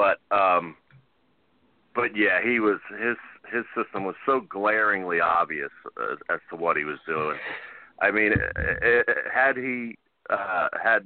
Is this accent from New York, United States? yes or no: no; Philadelphia, Pennsylvania, United States; As a Philadelphian